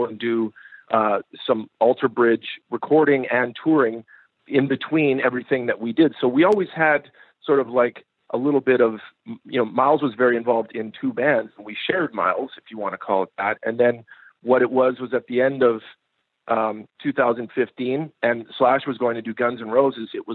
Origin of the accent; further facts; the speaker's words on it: Canada; moved away; we're both Canadian